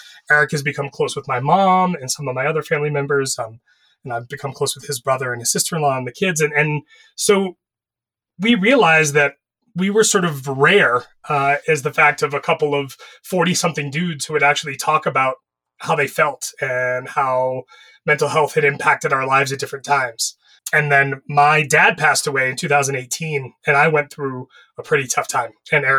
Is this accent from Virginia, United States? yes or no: no; Florida, United States; I grew up in Florida.